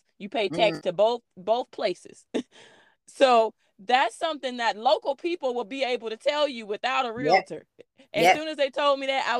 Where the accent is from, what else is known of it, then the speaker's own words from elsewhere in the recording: Montgomery, Alabama, United States; Back when I was a kid in Montgomery, was a wraparound porch